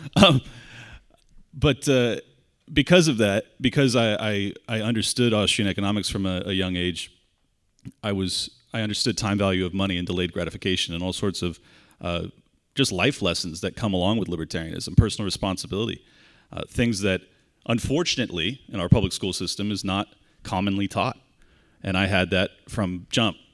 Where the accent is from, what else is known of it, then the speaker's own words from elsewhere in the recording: San Diego, California, United States; moved away as an adult; now in Florida, United States; I was born and raised in San Diego, California. Uh, spent first thirty-seven years of my life there